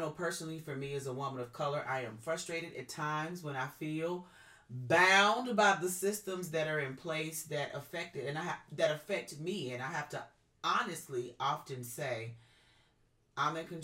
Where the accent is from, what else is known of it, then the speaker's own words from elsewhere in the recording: the South, United States; I was raised in the South.